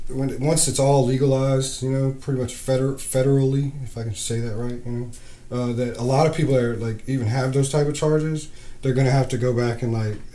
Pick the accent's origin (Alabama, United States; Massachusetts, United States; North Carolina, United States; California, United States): North Carolina, United States; Beaufort; moved away as an adult; now in Chesapeake area, Virginia, United States; I'm from North Carolina. From a little town called Beaufort.